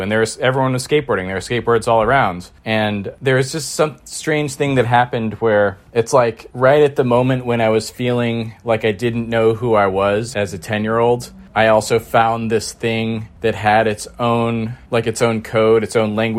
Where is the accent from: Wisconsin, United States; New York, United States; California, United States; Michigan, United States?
California, United States; Bolinas; born there; I was born in Marin County, just outside of a small kind of weird, arty beach town called Bolinas. And my parents met there in the early 70s.